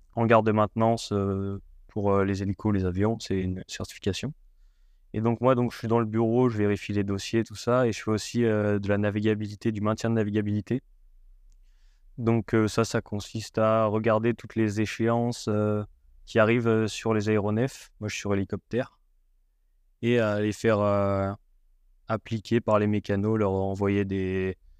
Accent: Haute-Savoie, Auvergne-Rhône-Alpes, France; je viens de, de Haute-Savoie, petit village en Haute-Savoie

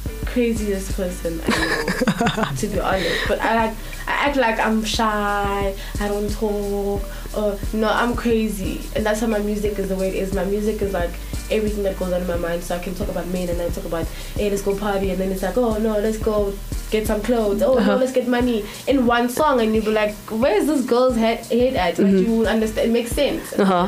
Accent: Soweto, Gauteng, South Africa; I'm from Soweto. {S1} Uh-huh. {S2} Born in Soweto. My parents are from Mpumalanga and KZN. So, yeah. But I am a Soweto baby, Shawela baby.

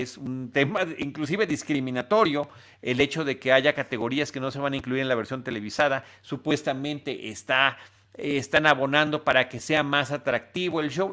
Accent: Mexico; como mexicano, como ciudadano global, por, supuesto, pero como mexicano

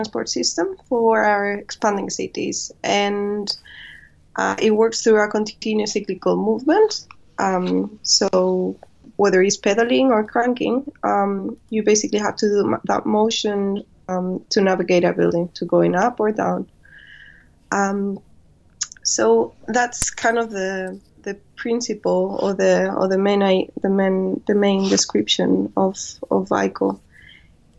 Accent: Spain; moved away as an adult; also born or lived in Madrid / China; now in London, United Kingdom; I come from Spain.

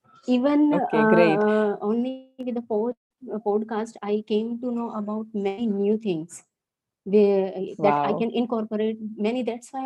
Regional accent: Haryana, India; I'm from Haryana state. I'm practicing in Faridabad.

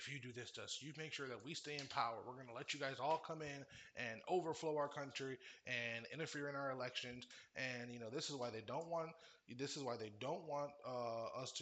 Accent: Orlando, Florida, United States; also born or lived in Cleveland, Ohio; I grew up in Orlando, Florida, and there was two high schools.

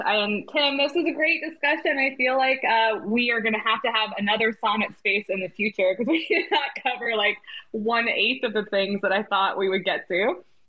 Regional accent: United States; I'm dropping the American as an American

